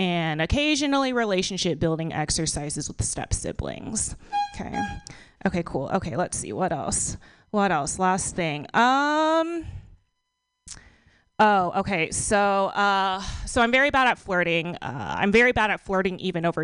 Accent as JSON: {"language": "English", "region": "Texas", "country": "United States", "moved": "yes", "lives_now": "San Francisco, United States", "said": "So I live in San Francisco now, but I'm from Texas."}